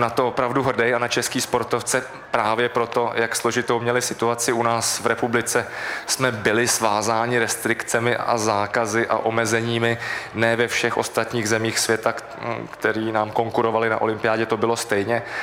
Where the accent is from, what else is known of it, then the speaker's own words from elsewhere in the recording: Prague, Czechia; jsem vyrůstal ve Vršovicích